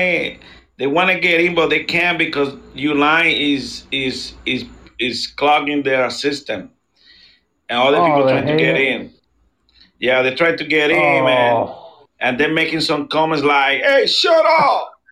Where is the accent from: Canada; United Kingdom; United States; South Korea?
United States; Bronx, New York; I'm from the Bronx